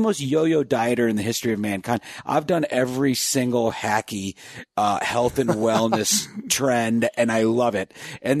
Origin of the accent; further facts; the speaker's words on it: East Coast, United States; I mean, I'm from the East Coast. I could never tell my friends.